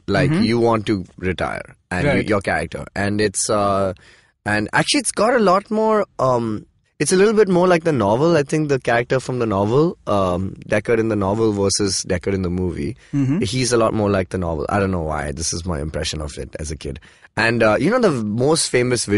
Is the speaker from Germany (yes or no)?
no; Dubai, United Arab Emirates; I grew up in Dubai